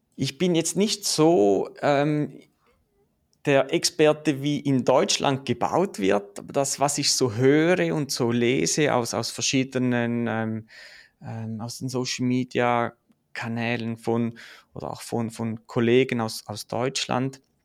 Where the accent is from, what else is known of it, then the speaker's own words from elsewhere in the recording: Switzerland; ich komme aus der Schweiz, wie man es vielleicht hört